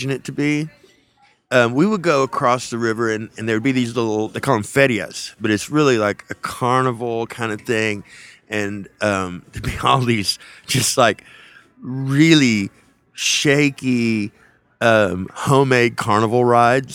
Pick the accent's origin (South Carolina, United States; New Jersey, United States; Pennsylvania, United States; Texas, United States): Texas, United States; South; also born or lived in Whiteface, Texas / Levelland, Texas; we moved down there from the Texas Panhandle, from Leveland, actually. We lived outside of Leveland in a little farming community called Whiteface, Texas. And we moved down there when I was 6. And so I sort of came of age down there